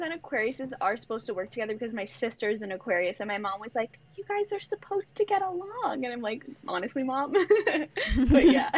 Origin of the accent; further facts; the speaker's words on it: Greater Toronto Area, Ontario, Canada; I'm from Toronto. Well, just outside of the Toronto G, the G T